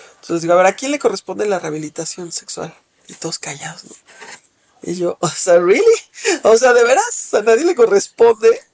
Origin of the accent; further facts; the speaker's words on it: Mexico; Soy una mujer eh, mexicana de 52 años